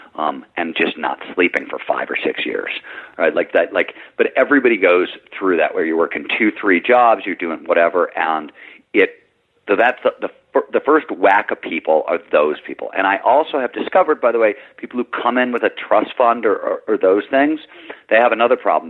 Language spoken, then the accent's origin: English; Midwest, United States; I grew up in in the Midwest